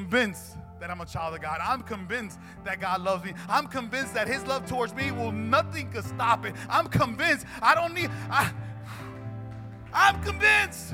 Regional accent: Newark, New Jersey, United States; I grew up in Newark

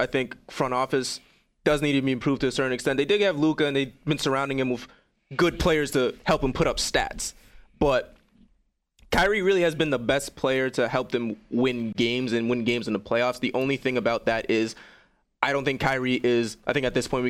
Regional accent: Long Island, New York, United States; I'm from Long Island, not Brooklyn. I can't claim Brooklyn, unfortunately.

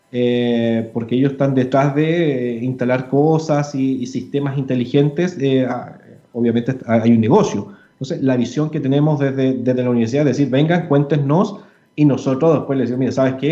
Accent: Chile; culturalmente lo tenemos asumido como, como, chilenos, como sudamericanos

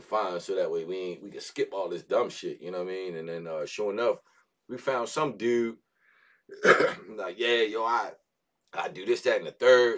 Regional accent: Baltimore, Maryland, United States; being from Baltimore

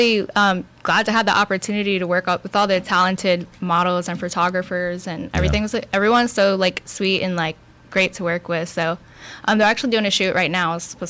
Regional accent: Texas City, Texas, United States; also born or lived in Santa Fe, Texas / Dickinson, Texas; now in Houston, United States; I grew up in Galveston County

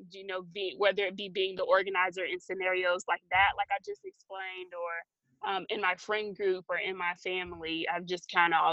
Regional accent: Valdosta, Georgia, United States; Georgia, but I was partially raised kind of as an Air Force brat before we settled back in Valdosta.

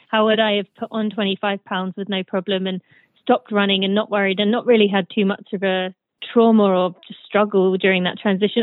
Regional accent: United Kingdom; moved away as an adult; also born or lived in Michigan, United States; now in United States; I am British, but I live in the U.S.

